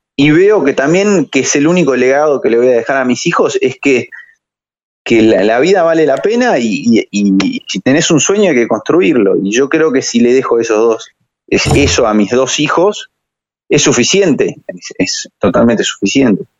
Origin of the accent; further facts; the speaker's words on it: Argentina; soy un argentino